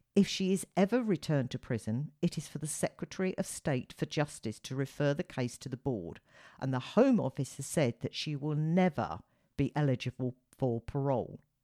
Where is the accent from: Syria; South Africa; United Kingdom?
United Kingdom; as a Brit, fellow Brit